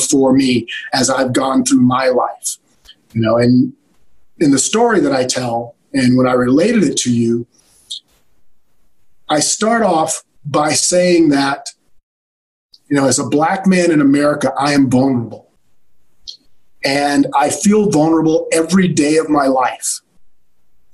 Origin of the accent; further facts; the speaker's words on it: California, United States; also born or lived in Alabama; I was born in Alabama, but I moved to California when I was very young